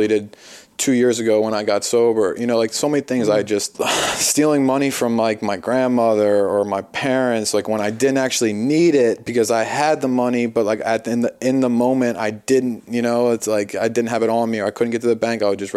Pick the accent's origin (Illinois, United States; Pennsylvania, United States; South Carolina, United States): Pennsylvania, United States; Philadelphia; I'm from the East Coast, I'm from Philadelphia.